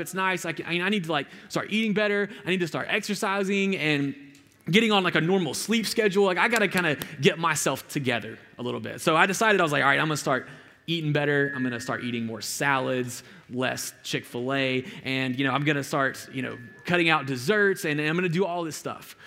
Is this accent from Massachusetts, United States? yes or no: no; Alabama, United States; I'm from this, like, really rural part of Alabama